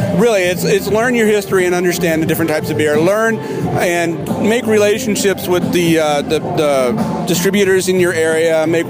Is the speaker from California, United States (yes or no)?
no; St. Louis, Missouri, United States; I grew up in St. Louis, literally blocks away from the Anheuser-Busch Brewery.